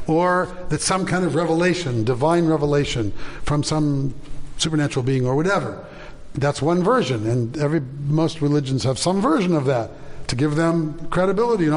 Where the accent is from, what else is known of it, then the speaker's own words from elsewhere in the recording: Santa Monica, California, United States; I grew up in the Reform synagogue, which was at the time called Beth Shalom. It's now Beth Shir Shalom, but Beth Shalom in Santa Monica on 19th in California